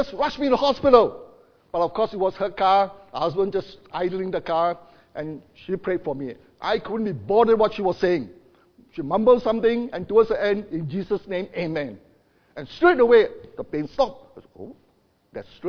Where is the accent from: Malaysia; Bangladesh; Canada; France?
Malaysia; Ipoh, Perak; moved away as an adult; now in Darwin, Australia; there were altogether 24 of us that came from Ipoh. That was my hometown.